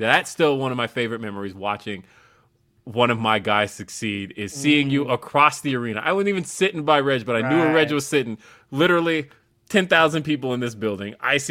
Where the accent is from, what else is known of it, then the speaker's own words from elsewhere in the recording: Denver, Colorado, United States; also born or lived in Los Angeles; So I grew up in Los Angeles, and then I moved. I won't say grew up because I moved when I was like 7. So I moved to LA. I moved from LA to Denver when I was 7 years old.